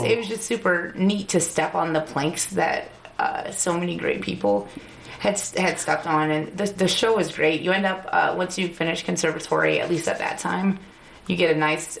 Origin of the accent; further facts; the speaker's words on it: Northwest Indiana, United States; moved away as an adult; now in Chicago, United States; I grew up in Indiana, where it's kind of rural, we have, like, you know, like several acres of land and a pond and, like, horses.